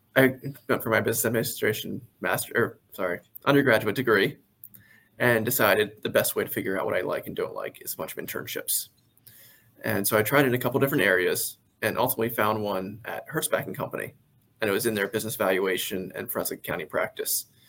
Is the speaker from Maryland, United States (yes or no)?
yes; Carroll County, Maryland, United States; I am from Maryland. Uh, I grew up in the Carroll County area originally.